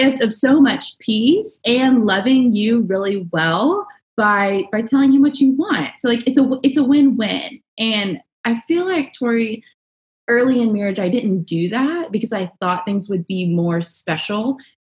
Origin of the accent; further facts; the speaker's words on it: the South, United States; I was raised in the South